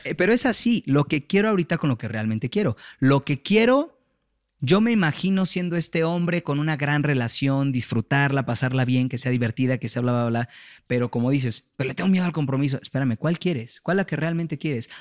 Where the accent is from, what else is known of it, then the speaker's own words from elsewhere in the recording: Mexico; Nací en México, en una familia que no tuvo las capacidades de mandarme a una universidad en Estados